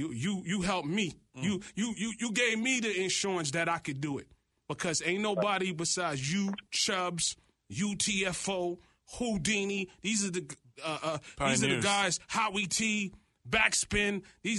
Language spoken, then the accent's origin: English; New York City, New York, United States; And as a kid growing up in Flatbush, Brooklyn